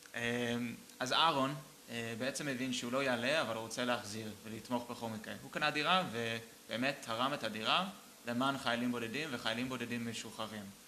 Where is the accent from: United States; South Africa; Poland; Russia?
United States; Boston, Massachusetts; now in Israel; גדלתי איתו ב, בפרווה, בוסטון